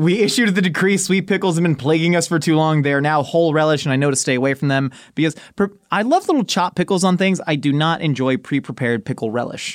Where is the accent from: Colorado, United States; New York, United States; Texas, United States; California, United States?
California, United States; Orange County; where I grew up in Orange County, about fifty miles south of L